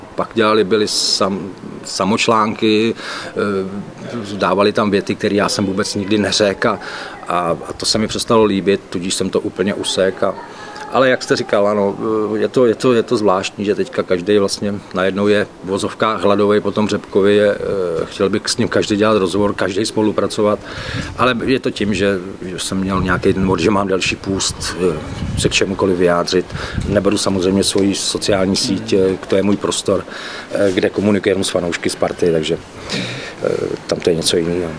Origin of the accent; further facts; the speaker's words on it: Moravian Wallachia, Zlín Region, Czechia; moved away; já Ostravák nejsem, jo, já jsem Valach, já jsem z Valašska